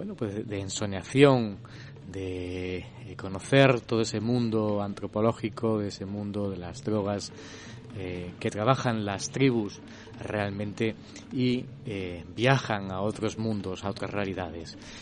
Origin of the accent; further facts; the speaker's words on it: Cáceres, Extremadura, Spain; mi ciudad natal, de Cáceres